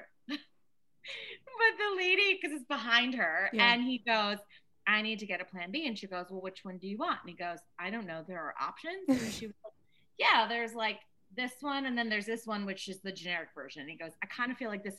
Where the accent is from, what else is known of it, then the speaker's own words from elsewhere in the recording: Maryland, United States; moved away as an adult; also born or lived in New York; I'm from Maryland, so like this like small town.